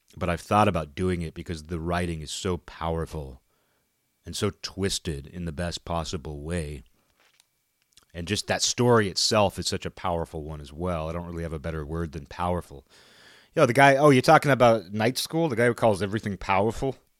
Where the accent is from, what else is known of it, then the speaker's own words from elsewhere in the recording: Western Washington, United States; I live in Western Washington